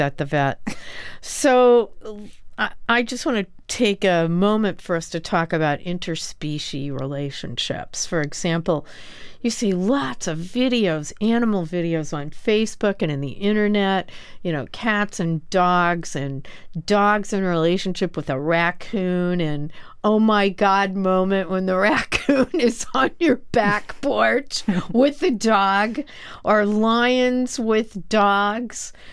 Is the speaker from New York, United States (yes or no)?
yes; New York City, New York, United States; as a New Yorker who owns a dog